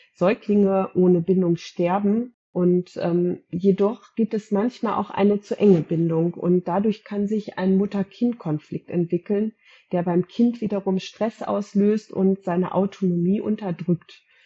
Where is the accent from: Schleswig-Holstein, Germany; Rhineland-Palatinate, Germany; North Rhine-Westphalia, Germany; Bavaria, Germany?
North Rhine-Westphalia, Germany; Gütersloh; Ich komme aus Gütersloh